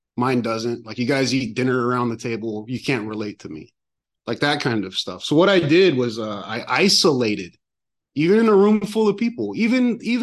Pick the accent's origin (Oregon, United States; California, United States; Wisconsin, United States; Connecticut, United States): California, United States; San Francisco; I was born in San Francisco